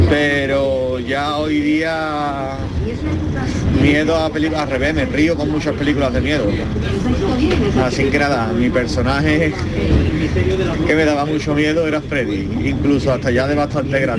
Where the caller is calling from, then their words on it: Seville, Andalusia, Spain; Buenas tardes, cafetero, Soy … de Sevilla.